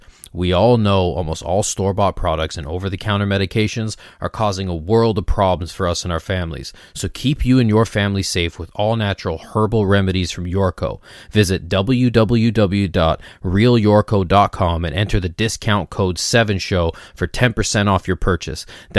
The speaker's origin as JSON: {"language": "English", "town": "Toronto", "region": "Ontario", "country": "Canada", "tie": "born or raised there", "said": "where I grew up in the Toronto area, there was a very heavy Muslim presence."}